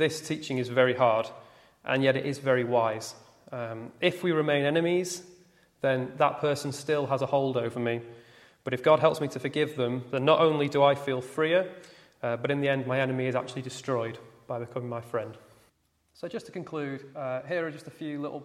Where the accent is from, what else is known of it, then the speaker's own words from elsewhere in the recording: United Kingdom; as a British Christian